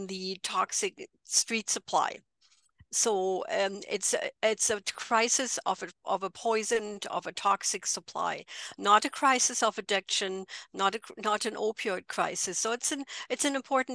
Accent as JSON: {"language": "English", "area": "near Frankfurt", "region": "Hesse", "country": "Germany", "tie": "born or raised there", "also_born_or_lived": "London, United Kingdom", "second_language": "English", "moved": "as an adult", "lives_now": "Edmonton, Canada", "said": "I'm originally from Germany, as you might be able to tell by the accent. I grew up near Frankfurt, and I moved to Edmonton, Alberta"}